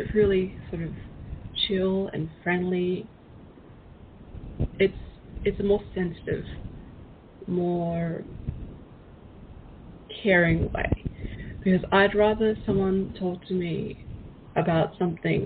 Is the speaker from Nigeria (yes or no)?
no; Australia; I'm actually from Australia